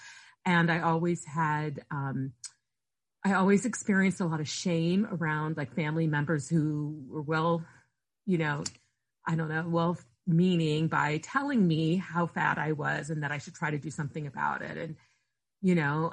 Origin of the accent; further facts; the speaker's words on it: near Akron, Ohio, United States; I grew up near Akron, Ohio